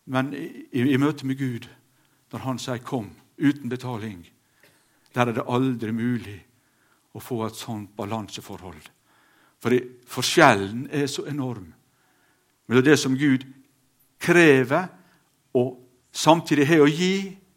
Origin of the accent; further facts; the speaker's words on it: Sunnmøre, Møre og Romsdal, Norway; hjemme på Auregarden